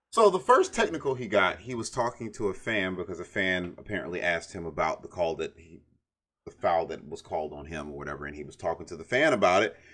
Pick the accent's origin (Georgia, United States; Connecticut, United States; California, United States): Georgia, United States; Brunswick; I'm from Brunswick, Georgia